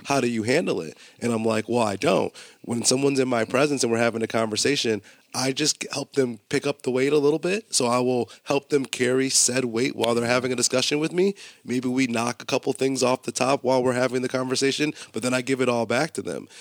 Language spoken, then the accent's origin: English; Buffalo, New York, United States; also born or lived in Colorado; growing up in Buffalo and going to college in Buffalo